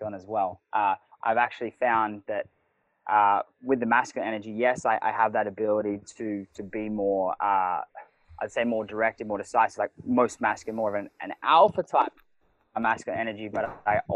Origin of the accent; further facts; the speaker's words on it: Cronulla, New South Wales, Australia; now in Byron Bay, Australia; I grew up in Cronulla, so south of Sydney